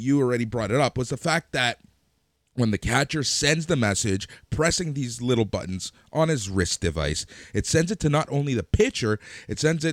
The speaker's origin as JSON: {"language": "English", "town": "Toronto", "region": "Ontario", "country": "Canada", "said": "We're Canadian. Cool. We're from Toronto"}